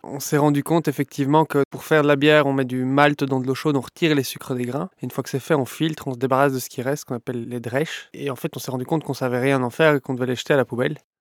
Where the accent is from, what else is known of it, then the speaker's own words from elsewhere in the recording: Brussels, Brussels-Capital Region, Belgium; Je suis bruxellois, j'ai 35 ans.